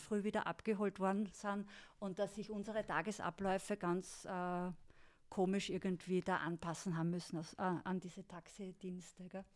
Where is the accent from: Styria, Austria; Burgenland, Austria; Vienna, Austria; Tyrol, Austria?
Styria, Austria; wir kommen aus Graz, Volzberg gell? und Wies, aus der Steiermark